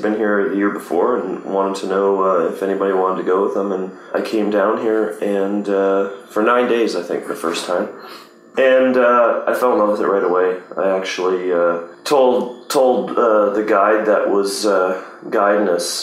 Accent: Vancouver Island, British Columbia, Canada; also born or lived in Richmond, British Columbia / Terrace, British Columbia; I was born in Richmond, British Columbia, and raised on Vancouver Island

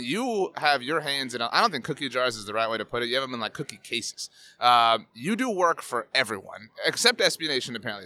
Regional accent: South Texas, United States; I'm from South Texas

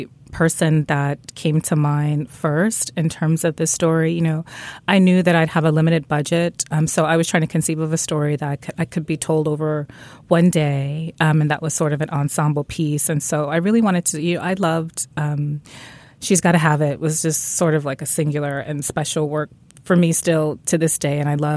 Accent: Newark, New Jersey, United States; I'm from Newark, New Jersey.

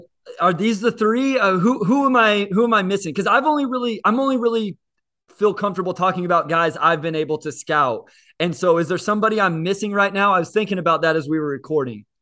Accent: Kansas, United States; I'm also a K U fan because I grew up in Kansas

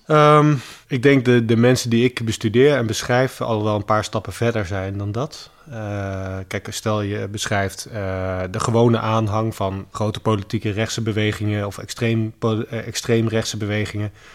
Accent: Netherlands; ik ben gewoon in Nederland geboren, ik ben bij mijn moeder opgegroeid. Dus ik voel mij Nederlands, ik praat niet eens Grieks.

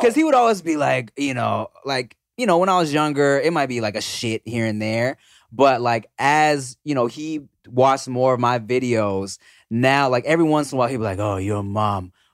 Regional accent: Long Beach, California, United States; I'm from Long Beach

